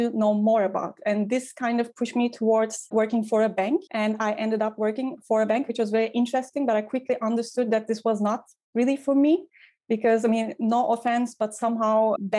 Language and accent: English; Ankara, Turkey; moved away as an adult; also born or lived in Istanbul / Vienna / Brussels / Hamburg; now in Berlin, Germany; I grew up in Ankara, the capital